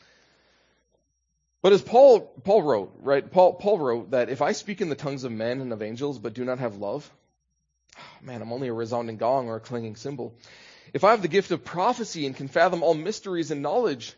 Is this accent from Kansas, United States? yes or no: no; Minnesota, United States; I'm from Minnesota